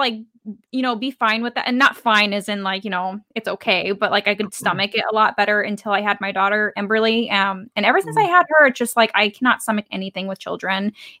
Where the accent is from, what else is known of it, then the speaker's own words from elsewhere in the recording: Tonopah, Arizona, United States; I grew up in Tonopah, Arizona, and it is so bloody hot out there. It's just, it's all like, you know, country town, and you have like a general store